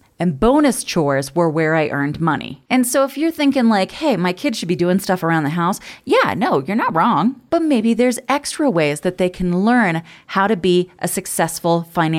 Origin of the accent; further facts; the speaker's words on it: Cooperstown, New York, United States; I had to pause and message you because I'm from Cooperstown, New York.